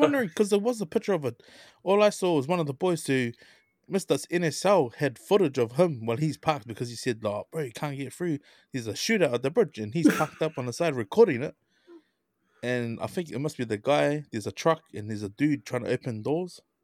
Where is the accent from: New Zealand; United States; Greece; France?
New Zealand; Auckland; I grew up in Ranui.